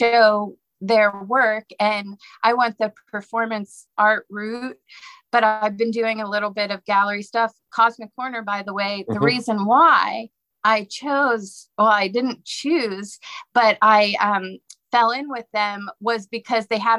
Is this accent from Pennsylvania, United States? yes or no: yes; Pittsburgh, Pennsylvania, United States; also born or lived in New Orleans; now in Savannah, United States; I moved here from New Orleans. I'm originally from Pittsburgh